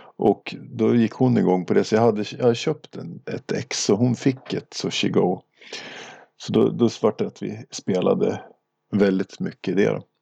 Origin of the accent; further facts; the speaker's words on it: Åre, Jämtland, Sweden; moved away; jag är uppvuxen i Åre.